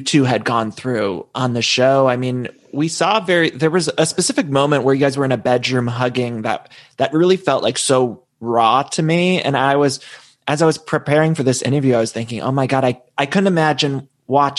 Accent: Solon, Ohio, United States; moved away; also born or lived in Chicago; I'm from Solon, Ohio, which is very close to Canton

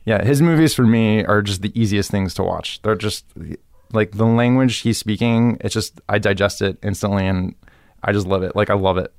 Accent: Miami, Florida, United States; moved away as an adult; also born or lived in New York; now in Los Angeles, United States; Growing up in Miami is great.

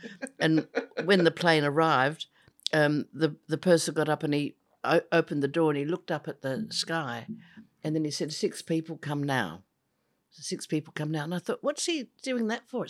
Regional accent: Adelaide, South Australia, Australia; In the foothills of Adelaide to a loving, peaceful, secure family. I was the fourth of four girls.

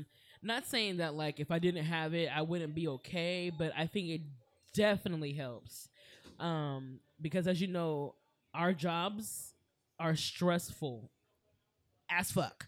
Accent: Springfield, Ohio, United States; now in Los Angeles, United States; Where? Springfield, Ohio.

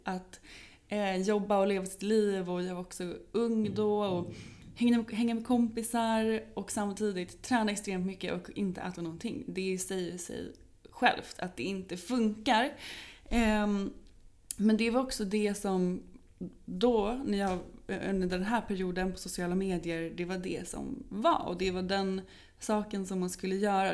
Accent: Norrköping, Östergötland, Sweden; now in Stockholm, Sweden; där jag bodde, jag kommer från Norrköping

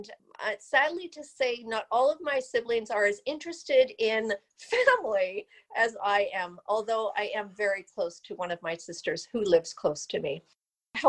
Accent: Vancouver, British Columbia, Canada; I am from the outskirts of Vancouver, British Columbia. I was born and raised here, and I am truly a Canadian.

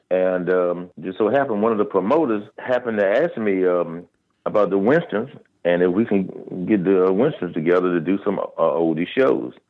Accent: Washington, District of Columbia, United States; I'm from Washington, D.C.

